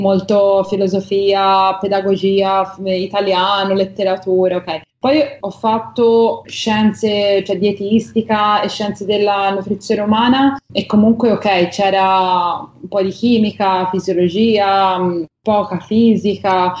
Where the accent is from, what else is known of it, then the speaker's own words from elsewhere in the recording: Livorno, Tuscany, Italy; a Livorno, che è la mia città natale